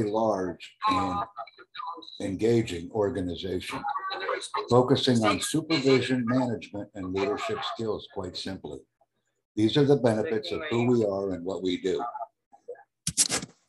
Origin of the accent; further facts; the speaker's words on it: United States; I am from the United States